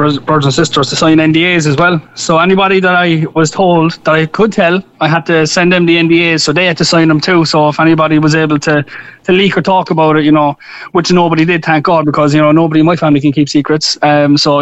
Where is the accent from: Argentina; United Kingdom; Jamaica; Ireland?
Ireland; Cork, Munster; moved away as an adult; now in United States; being Irish and being from Cork